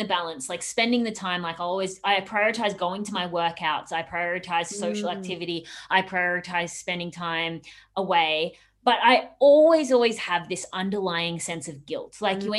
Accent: Perth, Western Australia, Australia; I was born in Perth

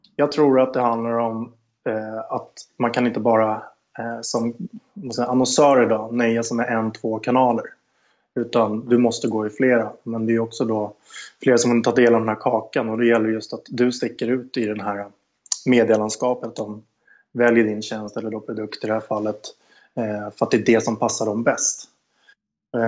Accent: Stockholm, Stockholm County, Sweden; Jag är född och uppväxt i Stockholm, i eh, förorten Aspudden

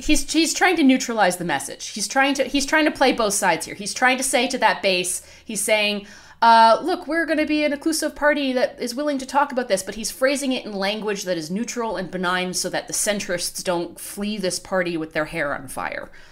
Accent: Canada; as a Canadian

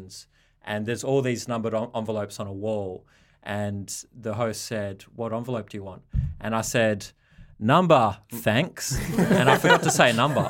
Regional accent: Perth, Western Australia, Australia; I'm from Perth

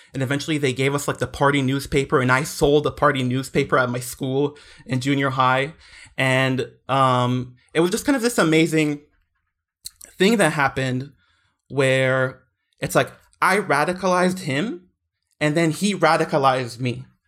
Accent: Israel; when I was growing up in Israel

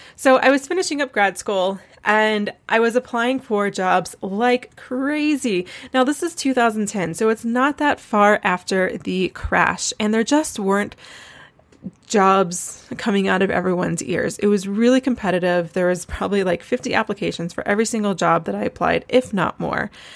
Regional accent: Asheville, North Carolina, United States; moved away as an adult; also born or lived in Columbia, South Carolina / Jerusalem / Charleston, South Carolina; I grew up in Asheville, which is only five hours away from Charleston, and I was actually born in Columbia, South Carolina, never really lived there

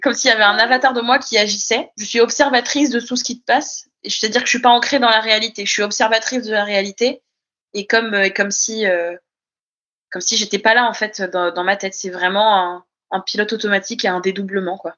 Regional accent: Brittany, France; moved away as an adult; also born or lived in Paris; je suis euh, bretonne

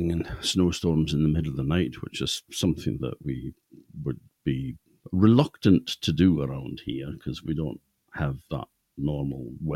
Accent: Orkney, Scotland, United Kingdom; born on a small farm called Valdegar, down by the sea

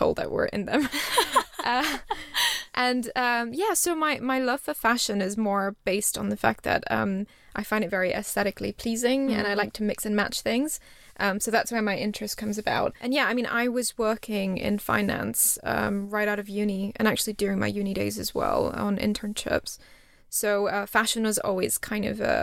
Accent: Singapore; moved away as an adult; also born or lived in India / Edinburgh; now in London, United Kingdom; having been brought up in Singapore

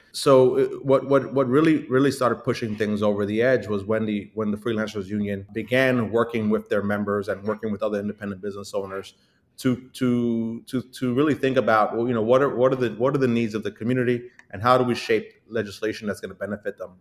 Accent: Brooklyn, New York, United States; being born and raised and growing up in Brooklyn, uh, lived here my entire life

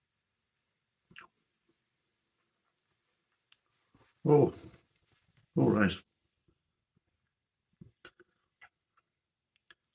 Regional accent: Scotland, United Kingdom; I'm a Scotsman

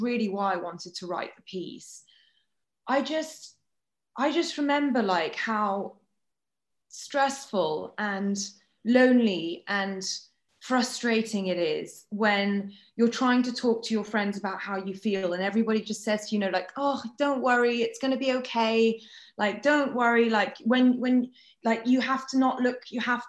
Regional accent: France; moved away; I grew up in France where the dating rules are very different to here

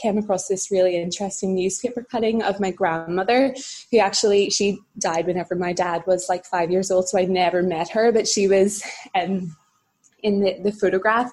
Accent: Dungannon, Northern Ireland, United Kingdom; I grew up in Dungannon, which is in County Tyrone

